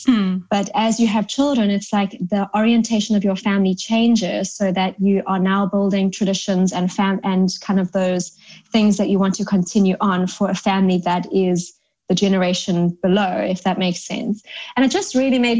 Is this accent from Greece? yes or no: no; South Africa; now in London, United Kingdom; Growing up in South Africa